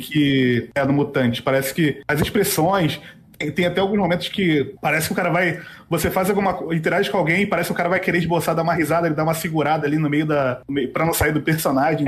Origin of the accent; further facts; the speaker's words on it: Rio de Janeiro, Brazil; moved away; E eu sou do Rio